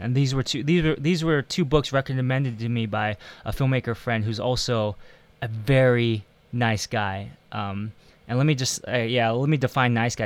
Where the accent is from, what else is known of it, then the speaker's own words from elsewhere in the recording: United States; also born or lived in Taiwan; being American or being Asian American